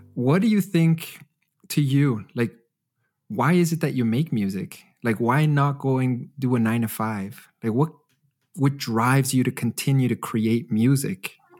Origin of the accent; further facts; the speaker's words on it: Edmonton, Alberta, Canada; now in Germany; my hometown of Edmonton